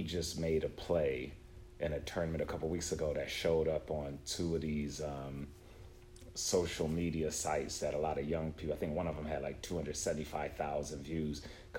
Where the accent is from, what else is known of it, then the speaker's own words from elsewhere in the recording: Buffalo, New York, United States; I'm from Buffalo, my brother.